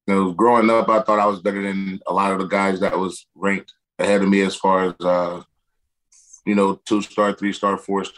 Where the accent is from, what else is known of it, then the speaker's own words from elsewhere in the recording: Perry, Florida, United States; also born or lived in Madison, Florida; I was born in Madison, but I grew up in Perry.